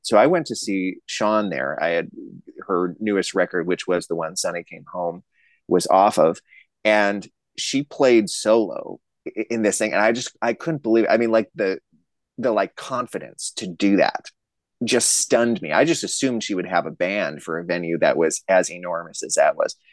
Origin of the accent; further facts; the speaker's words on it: Racine, Wisconsin, United States; also born or lived in Arizona; now in St. Paul, United States; I'm from Racine, Wisconsin, just a little south of Milwaukee